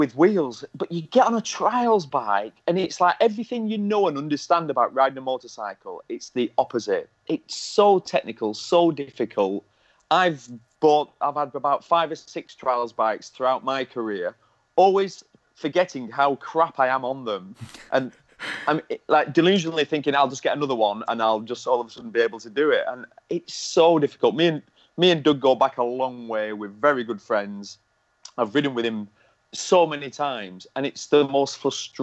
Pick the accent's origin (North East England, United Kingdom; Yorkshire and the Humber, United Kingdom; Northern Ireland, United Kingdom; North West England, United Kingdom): North West England, United Kingdom; Lancashire; I'm from Lancashire.